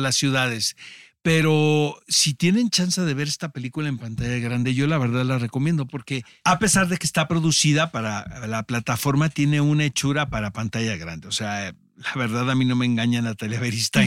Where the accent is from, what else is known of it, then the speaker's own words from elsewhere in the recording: Mexico; nosotros como mexicanos